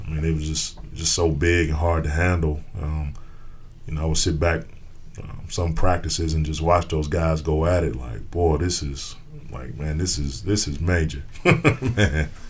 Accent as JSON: {"language": "English", "town": "Gary", "region": "Indiana", "country": "United States", "said": "I'm from Gary, Indiana"}